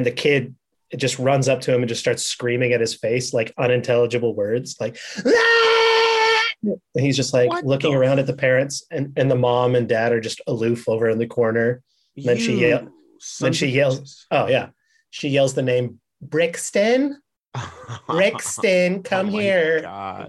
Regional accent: Bellingham, Washington, United States; born or raised there; moved away

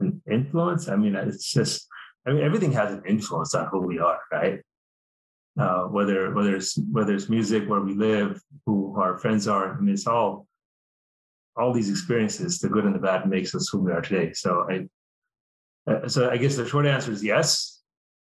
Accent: Cerritos, California, United States; also born or lived in India; now in Puerto Rico; I grew up in Southern California in a little town called Cerritos

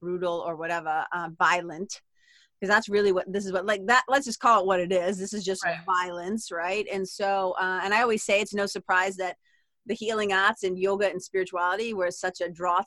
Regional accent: Lawrence, Massachusetts, United States; also born or lived in Amesbury, Massachusetts; I'm a kid from Lawrence

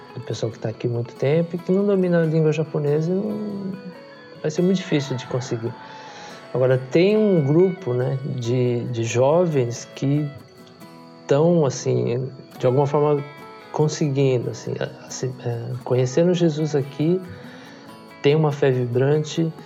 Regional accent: Brazil; moved away as an adult; now in Japan; Eu nasci no Brasil, meus pais nasceram também no Brasil, então eu sou Sansei

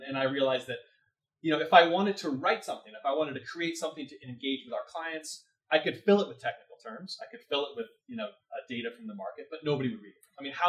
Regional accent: California, United States; born there; also born or lived in Oregon / Connecticut; So I was born in California, moved to Oregon, moved back to California, lived in the Bay Area for a little bit, moved to Connecticut, lived outside of Fairfield in a little town called

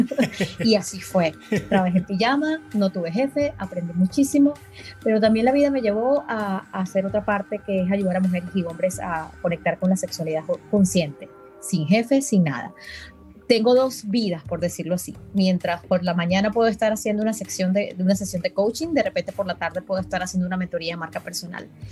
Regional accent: Venezuela; now in Dallas, United States; venezolana aquí en Dallas

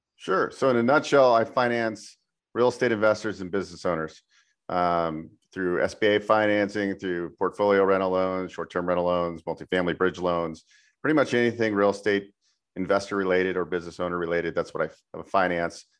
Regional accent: San Francisco Bay Area, California, United States; moved away as an adult; also born or lived in Incline Village, Nevada; I grew up in California in the San Francisco Bay Area, and then I relocated to uh, Nevada

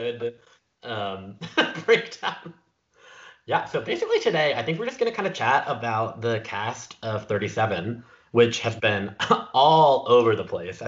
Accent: North Carolina, United States; now in San Francisco, United States; I am from North Carolina, which is where Allie is, and currently live in San Francisco, which is where Logan is.

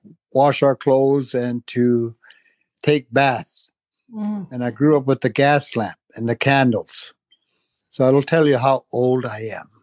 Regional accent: Tulita, Northwest Territories, Canada; I am from a small community in the Northwest Territories known as Tolita

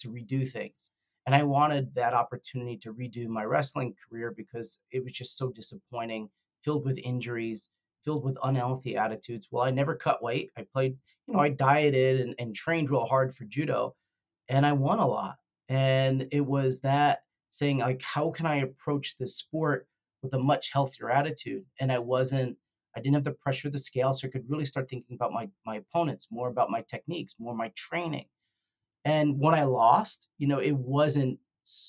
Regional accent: the Meadowlands, New Jersey, United States; I grew up also in the Meadowlands

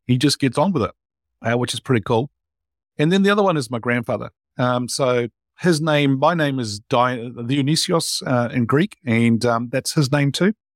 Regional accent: New Zealand; born or raised there

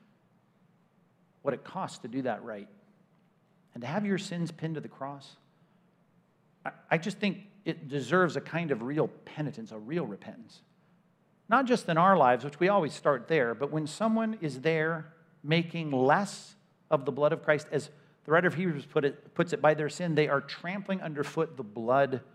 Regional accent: California, United States; I'm from California

